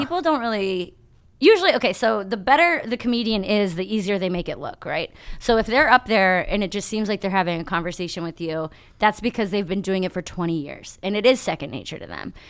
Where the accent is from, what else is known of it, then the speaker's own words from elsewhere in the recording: Berea, Ohio, United States; also born or lived in Toledo, Ohio; raised right here in Cleveland, so right by the airport